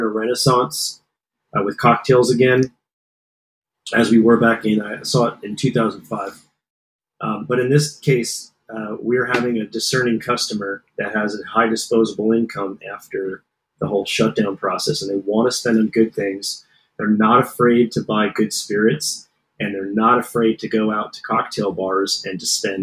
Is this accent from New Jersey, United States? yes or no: yes; Lebanon Township, New Jersey, United States; I grew up in a small town in New Jersey